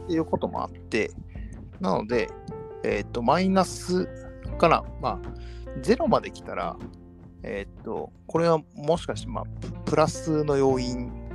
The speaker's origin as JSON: {"language": "Japanese", "town": "Kobe", "region": "Hyogo", "country": "Japan", "tie": "born or raised there", "said": "塩屋、まあまあ、歩いて行ける距離が僕が育った町なんですけど"}